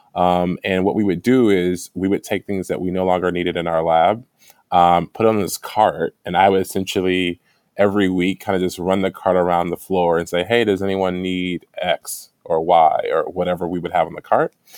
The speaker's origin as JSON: {"language": "English", "town": "Dayton", "region": "Ohio", "country": "United States", "also_born_or_lived": "Bloomington, Indiana / Evanston, Illinois", "moved": "as an adult", "said": "I'm from Ohio, Dayton, Ohio"}